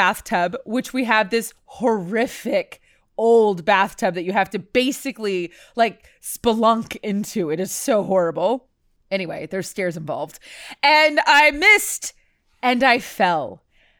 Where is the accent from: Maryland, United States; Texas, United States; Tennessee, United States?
Texas, United States; Houston; the roller rink that I grew up going to here in Houston